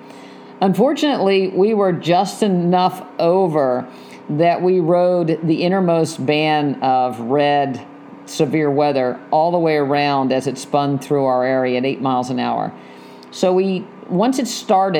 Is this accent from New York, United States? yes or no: no; West Virginia, United States; moved away; I grew up in West Virginia